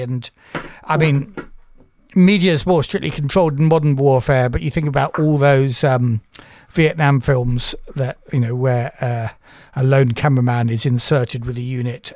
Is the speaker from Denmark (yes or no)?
no; United Kingdom; I'm British.